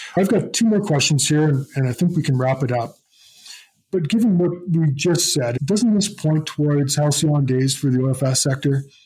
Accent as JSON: {"language": "English", "country": "Canada"}